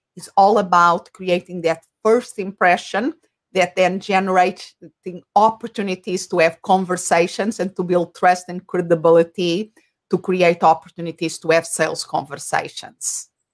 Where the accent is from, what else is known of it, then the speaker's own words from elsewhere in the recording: Portugal; first language Portuguese; English is a second language; moved away as an adult; now in Phoenix, United States; I'm originally from Portugal. Uh, so my language, uh, my mother tongue is Portuguese, and I live in Phoenix, Arizona.